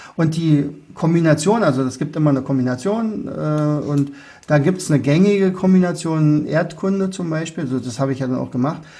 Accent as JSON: {"language": "German", "town": "Oderberg", "region": "Brandenburg", "country": "Germany", "tie": "born or raised there", "said": "Geburtsort ist Oderberg. Oderberg liegt in Brandenburg und ich bin ja auch wirklich in Brandenburg geblieben. Äh, bis heute."}